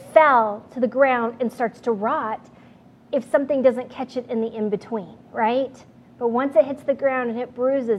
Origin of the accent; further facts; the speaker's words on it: New Mexico, United States; moved away; I grew up with out in New Mexico